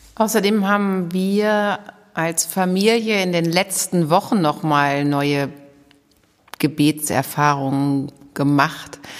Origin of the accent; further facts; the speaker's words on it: Goslar, Lower Saxony, Germany; moved away as an adult; also born or lived in Dortmund / Berlin / Münster / Bielefeld; now in Herford, Germany; aufgewachsen bin ich in Goslar am Harz